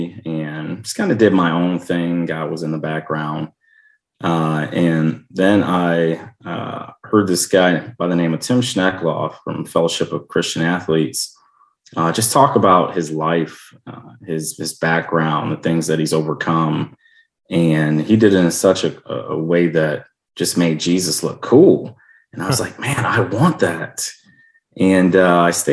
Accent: Chicago, Illinois, United States; now in Iowa, United States; growing up in Chicago

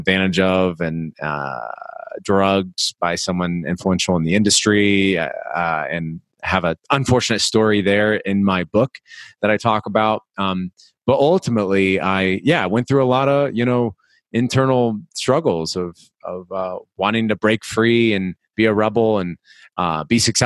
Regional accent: Des Moines, Iowa, United States; moved away as an adult; also born or lived in Miami, Florida; I'm from Iowa originally, so Des Moines

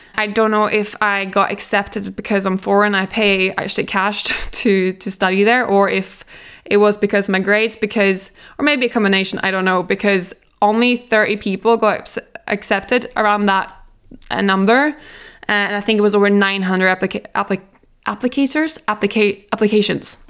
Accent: Norway; I am from Norway, we eat really healthy there

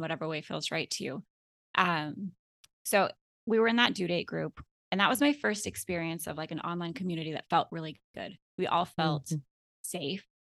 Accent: Alaska, United States; moved away as an adult; now in Florida, United States; my husband and I had three kids, and we were born and raised in Alaska

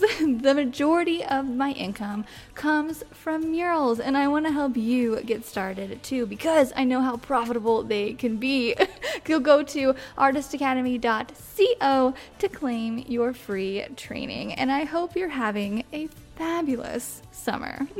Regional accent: Midwest, United States; also born or lived in Missouri; I'm from the Midwest

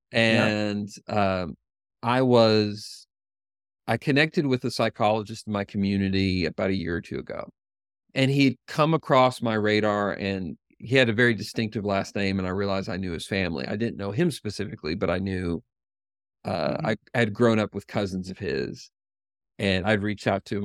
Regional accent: Knoxville, Tennessee, United States; the University of Tennessee in Knoxville is is in my hometown and where I work

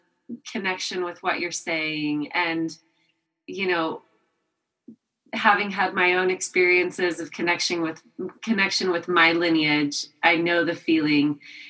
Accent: France; now in United States; I'm from France, you know

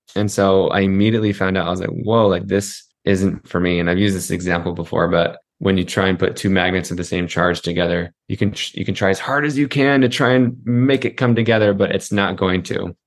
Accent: Utah, United States; I grew up in Utah.

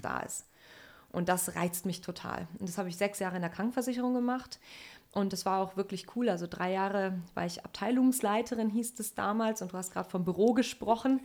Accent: Sauerland, North Rhine-Westphalia, Germany; ich komme aus dem Sauerland in NRW, also ganz ländlich aufgewachsen

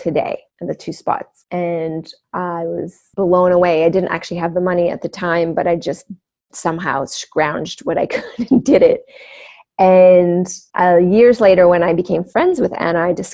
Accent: Canada; I grew up on First Nation reservations in Canada, so there's a lot of wilderness.

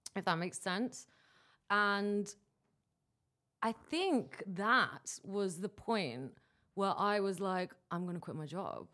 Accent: Dubai, United Arab Emirates; I'm coming to you from Dubai, which is actually my hometown

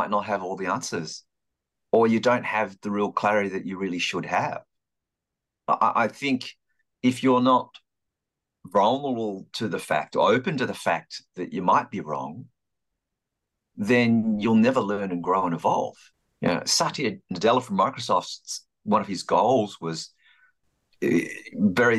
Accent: Melbourne, Victoria, Australia; born or raised there; moved away as an adult; also born or lived in London

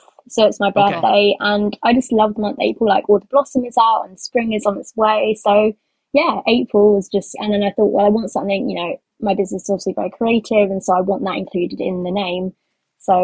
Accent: London, United Kingdom; So I'm from England, London.

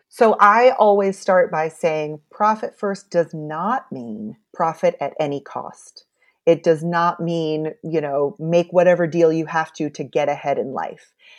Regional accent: United States; as an American

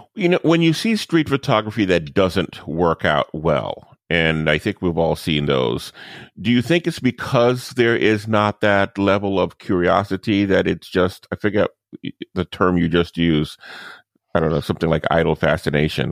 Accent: New Orleans, Louisiana, United States; my hometown of New Orleans

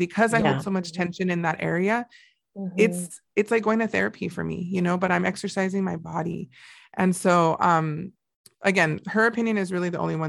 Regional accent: Montebello, California, United States; we never had anything like that growing up, just right near down the street from there in Montebello

